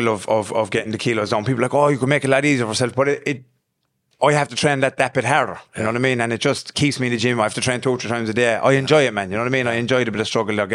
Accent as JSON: {"language": "English", "town": "Limerick", "region": "Munster", "country": "Ireland", "said": "I'm from Limerick, the Island Fields. I moved around a lot when I was young."}